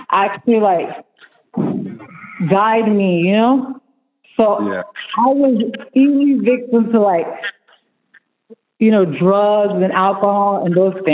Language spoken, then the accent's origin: English; LaBelle, Florida, United States; I'm from LaBelle. I grew up there most of my life. Um, I come from a broken family. So my dad, he's Spanish. He's from Mexico. He came here. Um, my mom's from here, from the United States.